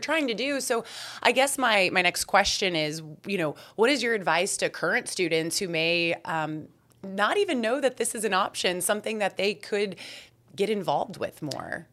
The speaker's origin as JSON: {"language": "English", "region": "Texas", "country": "United States", "tie": "born or raised there", "also_born_or_lived": "Syracuse, New York", "said": "I was born and raised here"}